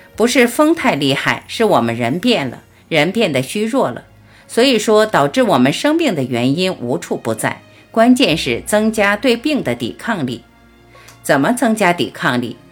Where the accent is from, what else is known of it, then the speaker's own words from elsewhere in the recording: China; 我们中国人